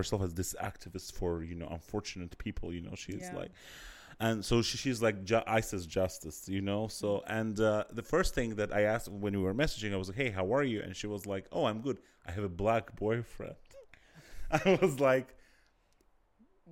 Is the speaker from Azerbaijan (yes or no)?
yes; Azerbaijan; I'm from Azerbaijan.